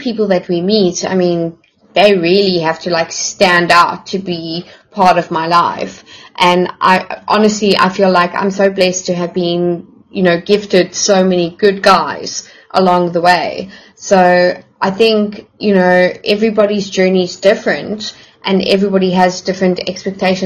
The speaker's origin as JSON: {"language": "English", "country": "South Africa", "said": "I, as a South African"}